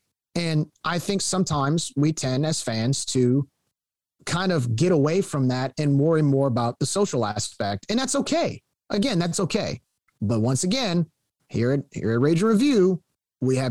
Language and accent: English; Cajun, Louisiana, United States; our actual Cajun culture